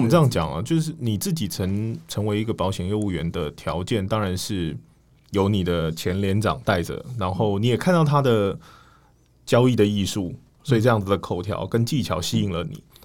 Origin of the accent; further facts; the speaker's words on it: Taiwan; 我们台湾人扭曲了因为台湾人喜欢赌但不想输所以我们把它当成高利率的储蓄